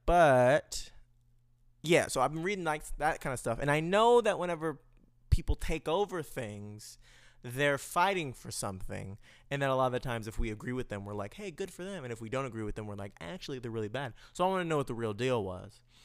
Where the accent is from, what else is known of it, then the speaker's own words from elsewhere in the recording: United States; I'm American, we in America